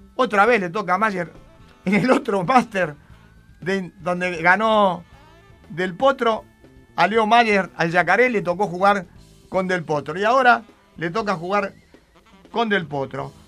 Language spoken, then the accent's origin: Spanish; Argentina